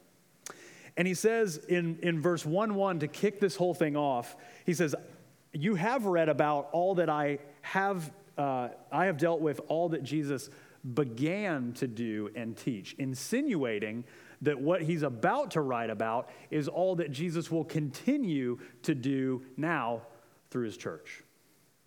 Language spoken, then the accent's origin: English; Central Florida, United States; moved away; I'm from Central Florida.